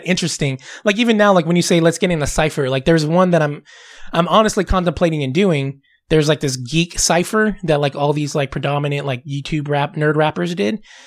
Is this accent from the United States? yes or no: yes; Southern California, United States; I'm from Southern California